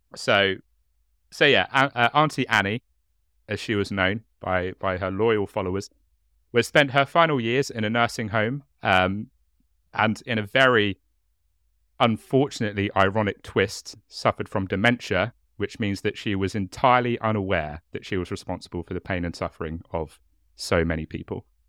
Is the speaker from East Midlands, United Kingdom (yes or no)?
no; Hastings, South East England, United Kingdom; accent: chav; I'm from Hastings, and we can't speak the English language in Hastings